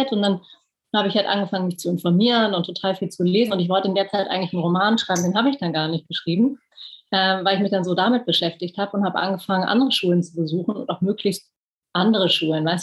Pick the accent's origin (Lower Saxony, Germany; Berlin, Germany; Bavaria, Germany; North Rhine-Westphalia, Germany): Berlin, Germany; Ich bin Berlinerin, bin tatsächlich auch hier geboren und aufgewachsen was ähm, irgendwie sehr prägend war aufgrund der, der Teilung, aufgrund des, der Mauer